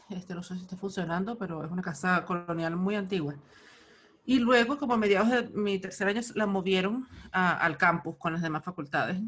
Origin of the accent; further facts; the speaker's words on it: Altagracia de Orituco, Guárico, Venezuela; yo soy de Altagracia de Brituco